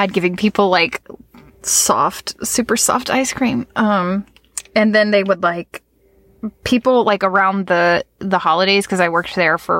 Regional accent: Virginia Beach, Virginia, United States; I grew up in the Virginia Beach area

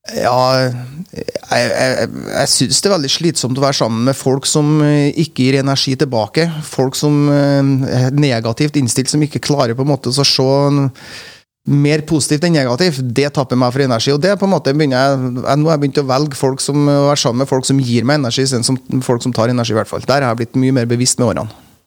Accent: Frosta, Trøndelag, Norway; moved away; Jeg er jo fra Frosta i, i gamle Nord-Trøndelag. Og eh, jeg var nok litt annerledes enn veldig mange av de frostingene som jeg vokste opp med.

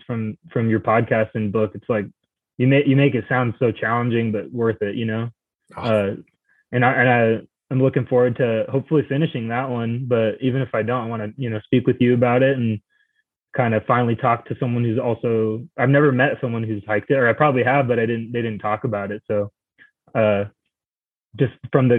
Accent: the West, United States; now in Arizona, United States; I'm from out west

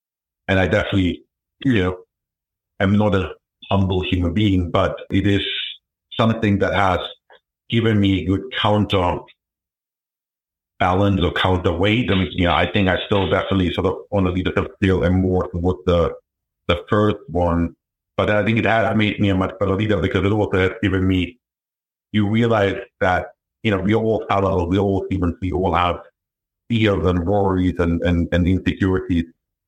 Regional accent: New Hampshire, United States; I grew up in New Hampshire, very, you know, not poor, but definitely not middle class upbringing.

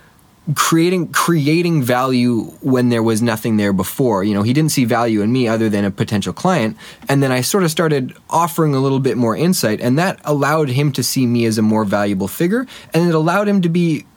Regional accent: Winnipeg, Manitoba, Canada; also born or lived in Halifax; I grew up in Winnipeg

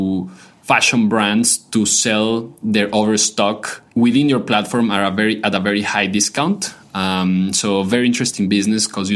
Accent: Quito, Pichincha, Ecuador; moved away as an adult; also born or lived in Belgium / South Carolina, United States; now in Boston, United States; I was born and raised in Quito, Ecuador, pretty much all my life there till I was 17 years old

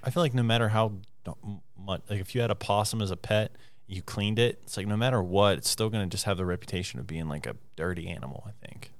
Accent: Morgantown, West Virginia, United States; also born or lived in Preston County, West Virginia; Morgantown, my hometown, is my favorite place

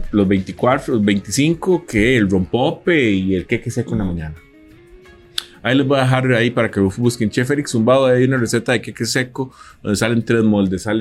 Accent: San Antonio de Belén, Heredia, Costa Rica; yo soy de San Antonio de Belén y vos sabes que en Belén la gente ese tamal con mayonesa.

